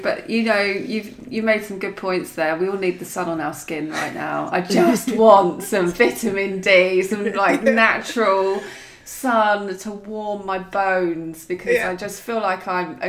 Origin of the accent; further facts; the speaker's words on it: United Kingdom; I think it's just being British, isn't it?